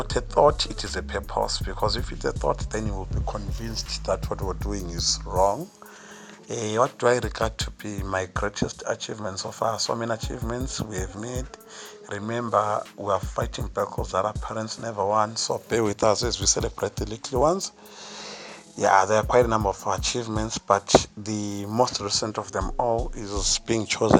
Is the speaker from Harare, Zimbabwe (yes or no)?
no; Bulawayo, Zimbabwe; Born and bred in Bulawayo, Global Citizen.